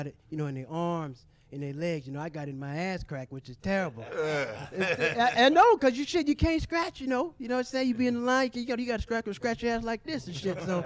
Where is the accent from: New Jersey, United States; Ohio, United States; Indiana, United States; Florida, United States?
Florida, United States; now in California, United States; I'm originally from Florida